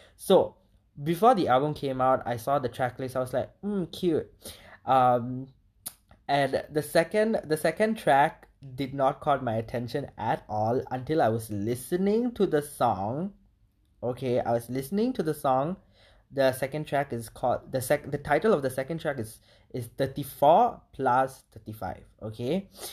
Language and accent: English; Malaysia; as a minority and as an Indian in Malaysia